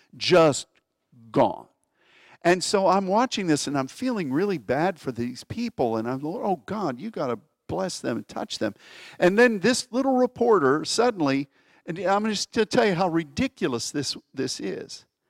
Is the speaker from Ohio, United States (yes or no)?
no; Pittsburgh, Pennsylvania, United States; where I grew up in Pittsburgh.